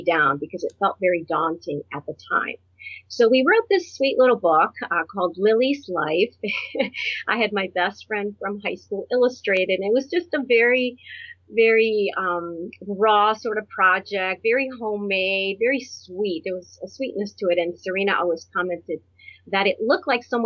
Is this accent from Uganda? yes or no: no; Puerto Rico; now in Ohio, United States; I was born on a tropical island in the Caribbean. I'm from Puerto Rico.